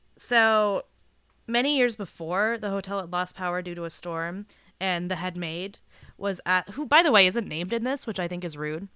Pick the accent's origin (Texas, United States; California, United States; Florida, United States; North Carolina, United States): California, United States; Southern; I grew up in Southern California